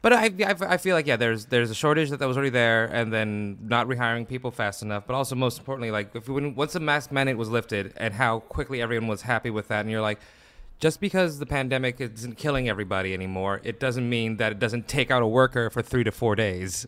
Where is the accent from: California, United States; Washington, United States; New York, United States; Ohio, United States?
Washington, United States; Seattle; now in Los Angeles, United States; I grew up in Seattle